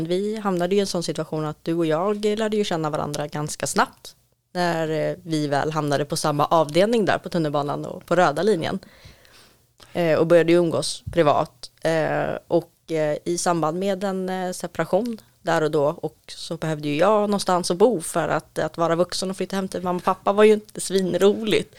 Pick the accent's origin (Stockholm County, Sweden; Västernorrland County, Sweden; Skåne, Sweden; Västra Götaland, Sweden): Stockholm County, Sweden; Stockholm; uppvuxen och född i södra Stockholm